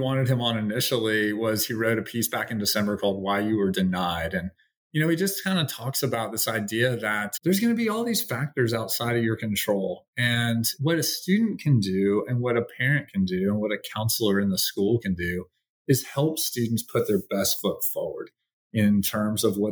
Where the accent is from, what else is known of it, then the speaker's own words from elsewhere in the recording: Atlanta, Georgia, United States; I have two good friends from high school growing up in Atlanta